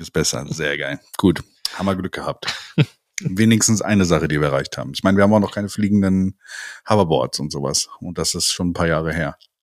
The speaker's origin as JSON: {"language": "German", "area": "near Cologne", "region": "North Rhine-Westphalia", "country": "Germany", "said": "wir kommen ja quasi aus der Nähe von Köln"}